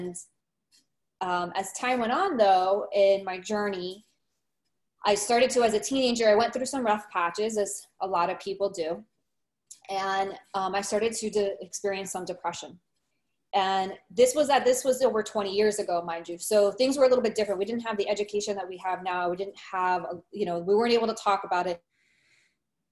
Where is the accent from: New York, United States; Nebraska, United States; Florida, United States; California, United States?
Florida, United States; Miami; I'm actually from Miami. I'm born and raised here.